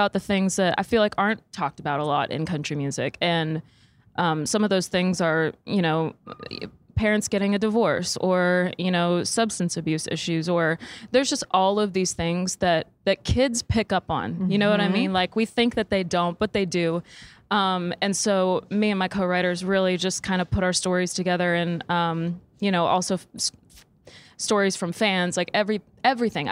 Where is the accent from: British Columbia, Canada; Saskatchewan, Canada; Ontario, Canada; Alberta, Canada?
Saskatchewan, Canada; now in Nashville, United States; I'm from Saskatchewan